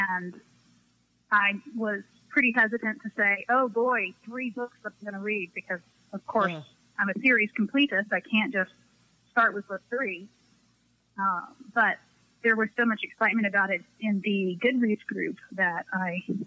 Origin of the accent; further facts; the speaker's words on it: Houston, Texas, United States; I'm from Houston.